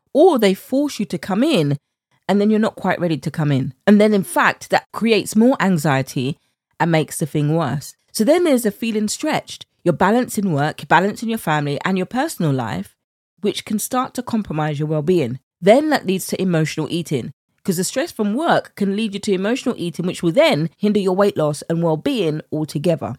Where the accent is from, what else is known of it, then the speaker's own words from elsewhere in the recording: United Kingdom; accent: British; my British accent